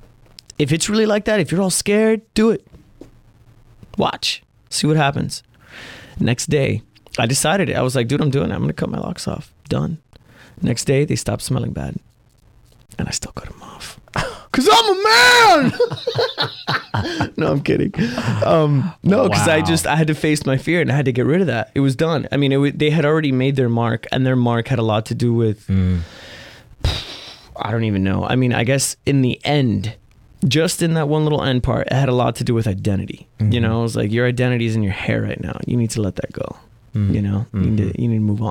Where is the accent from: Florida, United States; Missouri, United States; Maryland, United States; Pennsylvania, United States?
Florida, United States; Miami; now in Portland, United States; I'm from Miami.